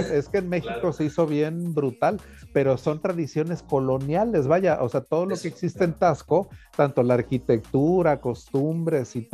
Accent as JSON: {"language": "Spanish", "country": "Spain", "said": "Y somos los españoles, pues a huevos, esta la horchata original."}